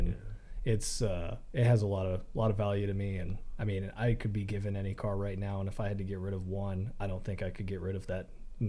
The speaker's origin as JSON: {"language": "English", "region": "Colorado", "country": "United States", "tie": "born or raised there", "said": "growing up in Colorado in the mountains"}